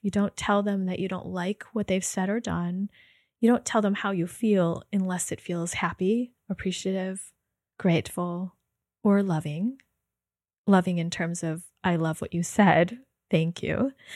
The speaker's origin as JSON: {"language": "English", "country": "United States", "said": "in my upbringing, being Chinese American"}